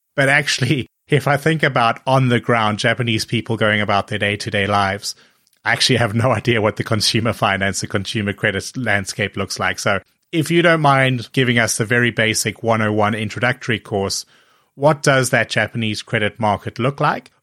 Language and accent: English; South Africa; also born or lived in Hong Kong; I remember growing up in South Africa